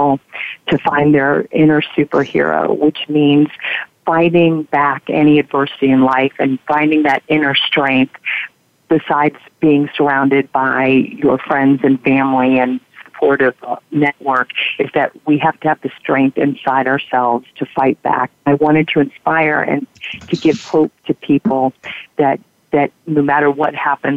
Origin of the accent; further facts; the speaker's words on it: Virginia Beach, Virginia, United States; moved away; also born or lived in New York; Virginia Beach, my hometown, with all my friends and family there